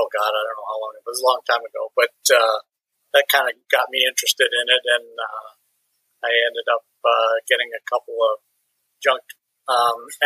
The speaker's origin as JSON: {"language": "English", "town": "La Grange", "region": "Illinois", "country": "United States", "tie": "born or raised there", "also_born_or_lived": "Dearborn, Michigan", "said": "I was born in Dearborn, Michigan, but I grew up in basically in LaGrange, Illinois. Suburb of Chicago"}